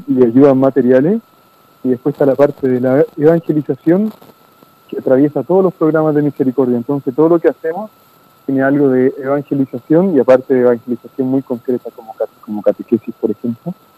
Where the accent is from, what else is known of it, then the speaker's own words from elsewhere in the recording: Chile; moved away as an adult; now in Argentina; Nosotros somos de Chile, los dos somos chilenos.